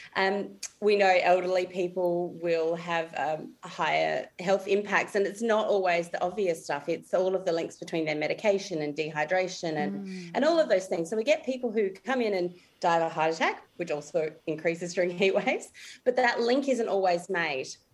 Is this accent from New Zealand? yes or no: no; Adelaide, South Australia, Australia; also born or lived in Alice Springs / Mackay; I'm from Adelaide originally, and that's where I work at the moment